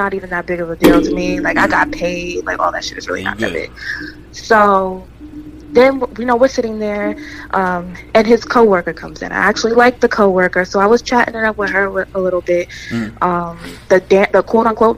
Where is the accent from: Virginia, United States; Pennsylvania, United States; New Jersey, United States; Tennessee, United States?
New Jersey, United States; I'm from North Jersey